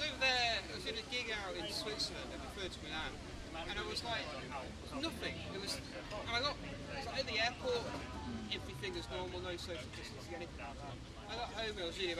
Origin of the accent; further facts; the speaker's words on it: Manchester, North West England, United Kingdom; moved away; So I'm from Manchester